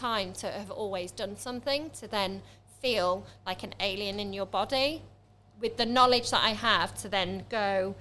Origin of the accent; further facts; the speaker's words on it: Manchester, North West England, United Kingdom; also born or lived in Lincoln; now in Stamford, United Kingdom; I'm originally from Manchester, but I haven't moved from Manchester. I was in Lincoln for quite